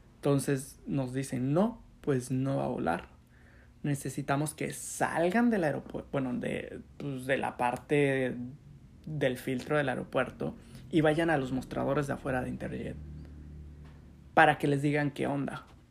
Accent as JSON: {"language": "Spanish", "town": "Chetumal", "region": "Quintana Roo", "country": "Mexico", "tie": "born or raised there", "also_born_or_lived": "Cancún", "said": "yo nací en Chetumal y me fui a vivir a, a Cancún para estudiar la universidad"}